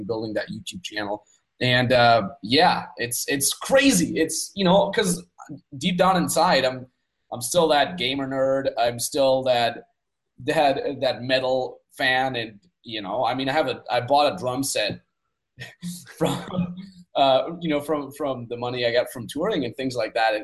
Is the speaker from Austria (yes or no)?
yes; Austria; I grew up in Austria on the Austrian countryside in a 5,000 people cow town.